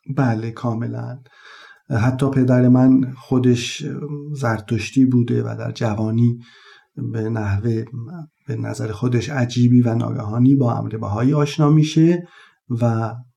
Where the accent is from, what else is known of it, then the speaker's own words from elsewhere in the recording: Taft, Yazd Province, Iran; زادگاه هم تفت یزد یکی از شهرستان های اطراف یزد هست